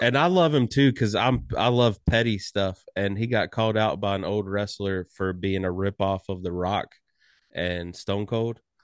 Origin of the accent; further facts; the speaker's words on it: Cameron, North Carolina, United States; I grew up right, uh, in the same hometown as the Hardy Boys